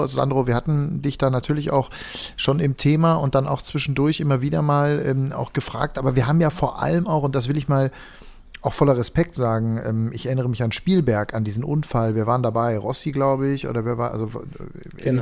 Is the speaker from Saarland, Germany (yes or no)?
no; Ennepetal, North Rhine-Westphalia, Germany; Ich komme aus der Ecke, wo Ralf Waldmann herkam. Ähm, und bin als Kind, ähm, wir waren immer sehr stolz auf unseren Ennepetaler Ralf Waldmann